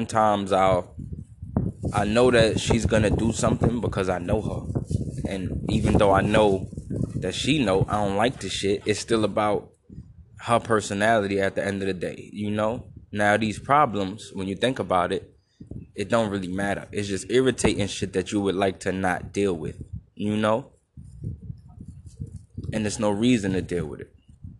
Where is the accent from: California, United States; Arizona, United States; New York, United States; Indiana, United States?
New York, United States; New York City; I'm from Brooklyn